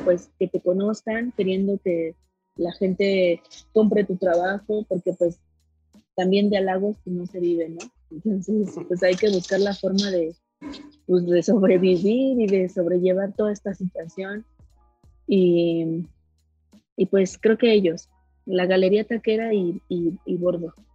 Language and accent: Spanish; Milpa Alta, Mexico City, Mexico; yo nací en el Palta, ah, yo soy de allá